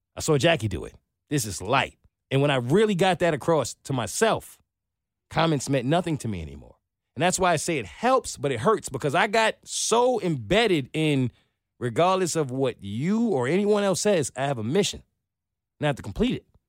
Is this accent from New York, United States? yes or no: yes; New York, United States; moved away as an adult; now in Atlanta, United States; I'm from New York